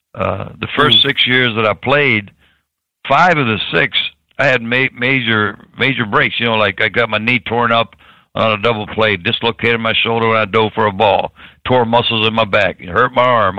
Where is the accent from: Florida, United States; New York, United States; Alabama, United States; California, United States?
Florida, United States; Tampa; I was born in Tampa